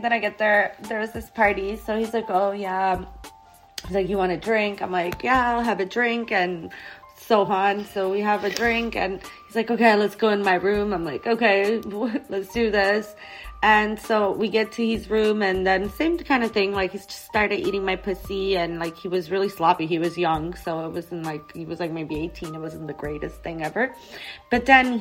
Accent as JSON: {"language": "English", "town": "Montreal", "region": "Quebec", "country": "Canada", "said": "I'm from Montreal, right? So at the time I was living, I was probably like 17 or 16 or something"}